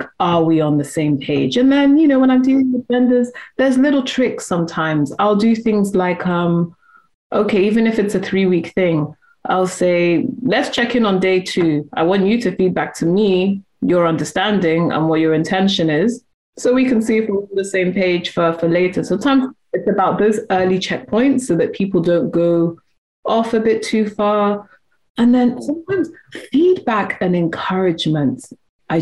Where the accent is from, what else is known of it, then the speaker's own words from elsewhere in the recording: United Kingdom; also born or lived in Nigeria; I'm British and I'm Nigerian as well